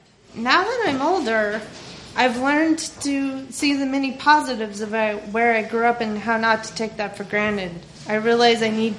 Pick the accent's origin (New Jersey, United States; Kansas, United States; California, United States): Kansas, United States; Overland Park; also born or lived in Hays, Kansas; I was born in Hays, Kansas, which is literally smack dab in the middle of the state, a tiny, small German Catholic farm town where everybody knows everyone, which is both a blessing and a curse. And later on, we moved to Overland Park, Kansas, which is a suburb of Kansas City, Missouri.